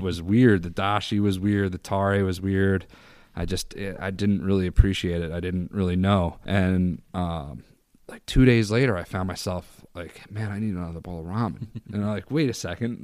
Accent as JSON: {"language": "English", "area": "Bucks County", "region": "Pennsylvania", "country": "United States", "tie": "born or raised there", "also_born_or_lived": "Irvington, New York / Philadelphia", "moved": "as an adult", "lives_now": "Syracuse, United States"}